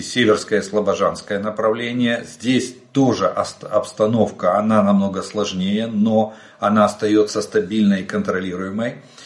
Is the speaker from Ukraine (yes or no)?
yes; Ukraine; Мы из Украины.